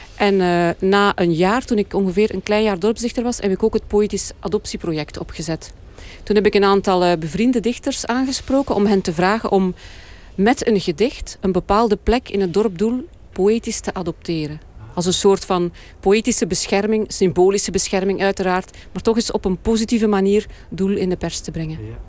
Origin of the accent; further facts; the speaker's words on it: East Flanders, Belgium; Ik ben zelf van Oost-Vlaanderen